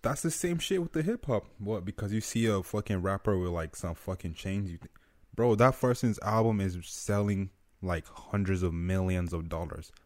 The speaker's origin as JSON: {"language": "English", "country": "Nigeria", "moved": "yes", "lives_now": "United States", "said": "I'm from Nigeria"}